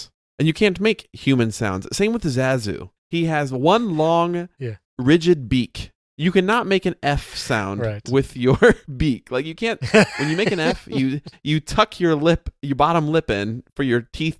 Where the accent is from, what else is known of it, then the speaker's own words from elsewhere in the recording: Chicago, Illinois, United States; accent: Chicago; I say Sasquatch, but that's my Midwest accent. That's my Chicago accent there.